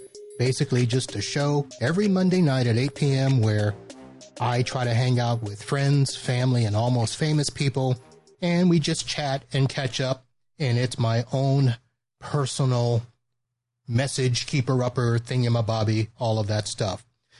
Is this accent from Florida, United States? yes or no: yes; Satellite Beach, Florida, United States; moved away as an adult; also born or lived in Shreveport, Louisiana; now in Fort Lauderdale, United States; it's really Shreveport, Louisiana, where I was born, hometown Satellite Beach, but where I have resided for the last 30 plus years, Fort Lauderdale, Florida. Yes, that is Florida man here.